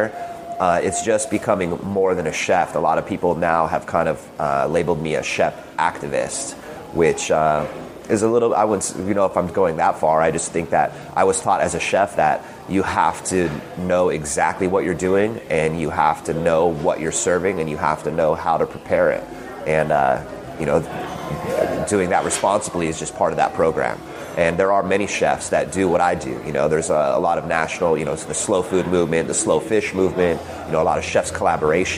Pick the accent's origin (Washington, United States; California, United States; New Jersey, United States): California, United States; San Diego; also born or lived in Oceanside, California / Big Island, Hawaii; I grew up, even here growing up in San Diego as a surfer